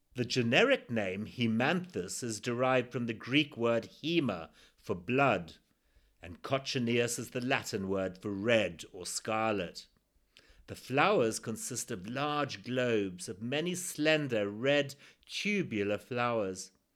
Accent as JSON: {"language": "English", "country": "Zimbabwe", "tie": "born or raised there"}